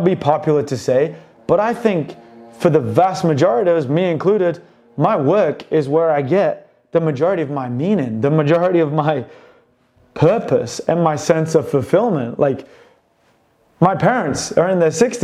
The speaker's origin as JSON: {"language": "English", "country": "United Kingdom", "said": "I'm British"}